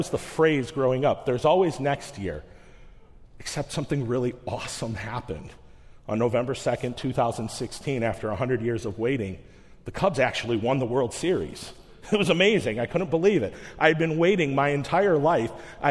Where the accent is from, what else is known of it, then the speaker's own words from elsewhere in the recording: Chicago, Illinois, United States; moved away; I'm from Chicago